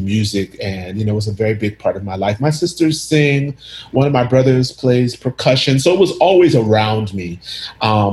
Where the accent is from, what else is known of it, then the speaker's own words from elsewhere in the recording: United States; I grew up in the States. I never lived in Ghana, but I do go back quite often.